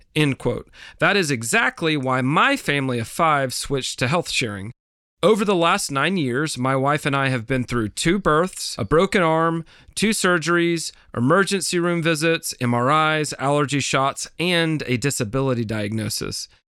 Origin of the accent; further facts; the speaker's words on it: Tennessee, United States; My home state of Tennessee